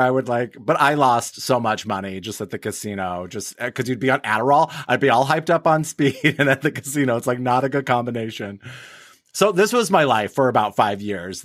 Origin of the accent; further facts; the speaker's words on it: Wyoming, United States; now in Hazel Park, United States; I grew up in Wyoming